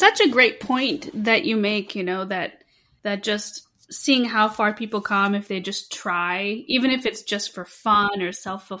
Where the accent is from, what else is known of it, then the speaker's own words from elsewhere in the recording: United States; I grew up in the United States my whole life